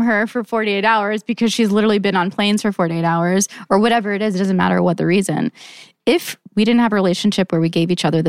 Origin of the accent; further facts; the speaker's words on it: Saudi Arabia; my mom's Cuban, I grew up in Saudi, like coming from that life, like, I mean, I know what working hard is.